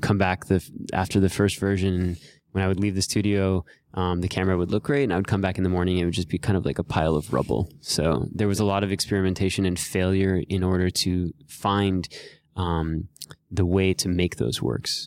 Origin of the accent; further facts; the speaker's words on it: Miami, Florida, United States; moved away as an adult; also born or lived in New York; I grew up in Miami, Florida